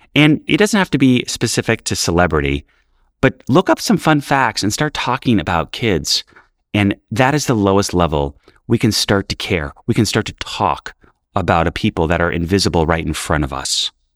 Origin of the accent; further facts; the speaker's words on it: New York City, New York, United States; I grew up in New York City in the eighties where we were in shelters